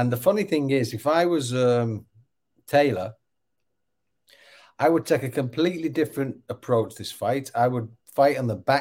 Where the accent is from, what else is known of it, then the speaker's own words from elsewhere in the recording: England, United Kingdom; I'm English and it's an Englishman and I'm patriotic